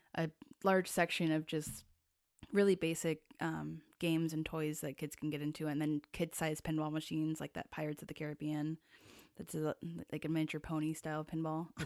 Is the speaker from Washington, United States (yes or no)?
yes; Tacoma, Washington, United States; I grew up in Tacoma.